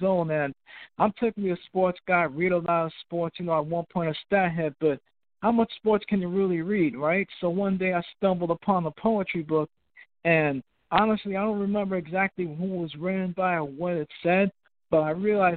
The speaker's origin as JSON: {"language": "English", "town": "New York City", "region": "New York", "country": "United States", "said": "I'm from Brooklyn, New York"}